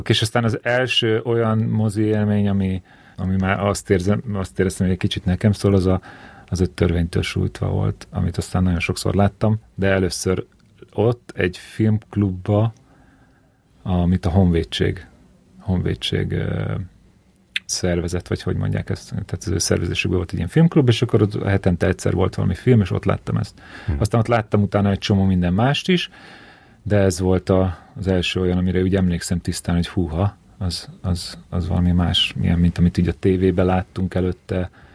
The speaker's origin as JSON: {"language": "Hungarian", "town": "Keszthely", "region": "Zala", "country": "Hungary", "tie": "born or raised there", "said": "ez egy kisváros, Keszthely, ahol születtem"}